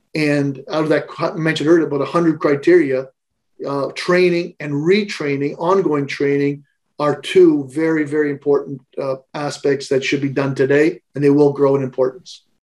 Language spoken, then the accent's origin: English; Canada; I'm a Canadian.